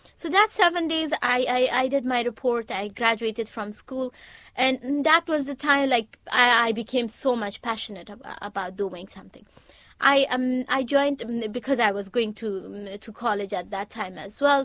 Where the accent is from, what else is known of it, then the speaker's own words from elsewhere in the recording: Afghanistan; moved away as an adult; also born or lived in United States; now in United Kingdom; I'm from Afghanistan